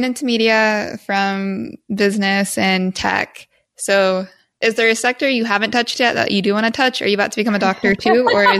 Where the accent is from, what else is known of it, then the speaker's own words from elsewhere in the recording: Midwest, United States; we're both from the Midwest.